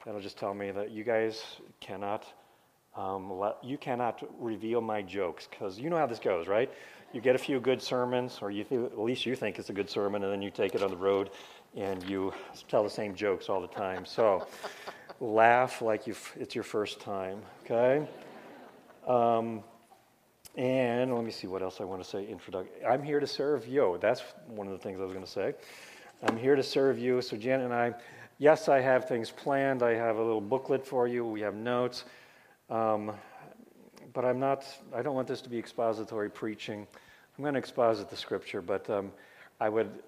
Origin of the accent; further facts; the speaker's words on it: Oklahoma, United States; I was born in Oklahoma